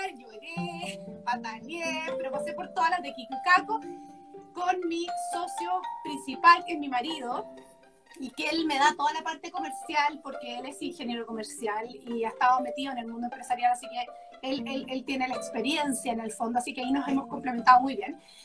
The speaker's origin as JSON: {"language": "Spanish", "country": "Chile", "said": "nosotros todos somos chilenos, los, socios de Cumico"}